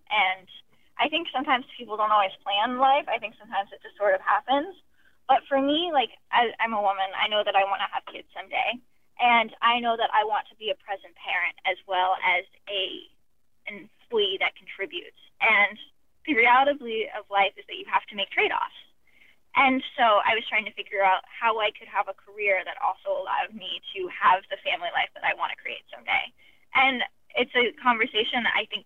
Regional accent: Florida, United States; I grew up in Florida

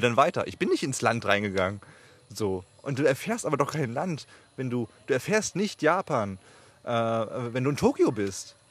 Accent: Germany; wir als, gerade als Deutsche

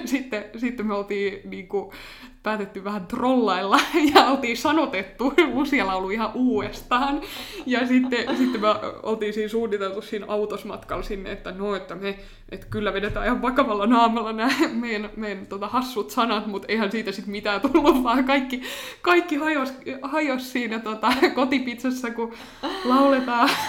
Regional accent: Finland; mä oon suomenruotsalainen kaksikielinen ja käynyt aina ruotsinkielistä koulua

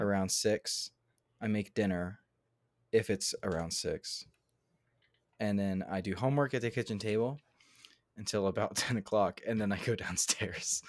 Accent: Houston, Texas, United States; moved away

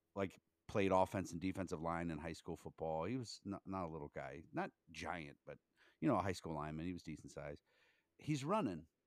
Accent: Canton, Ohio, United States; also born or lived in Myrtle Beach; I grew up in Canton, Ohio

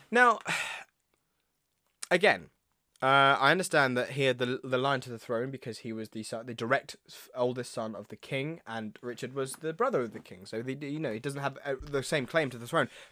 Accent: United Kingdom; we're British

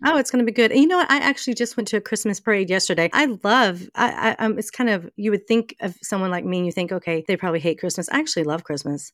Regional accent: Mesquite, Texas, United States; accent: Southern; moved away as an adult; now in New Orleans, United States; I was born, I was born in Texas, um, a little city right outside of, of Dallas, Texas called Mesquite. I lived there my entire life

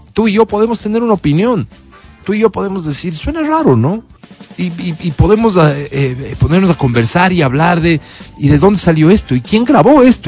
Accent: Ecuador; como ecuatorianos

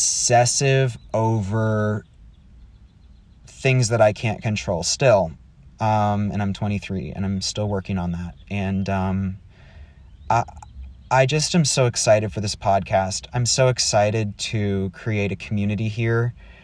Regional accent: Texas, United States; also born or lived in Wisconsin; I was born in Wisconsin and we moved to Texas because my dad wanted to go to Dallas Theological Seminary. And I was raised in a very strict conservative home.

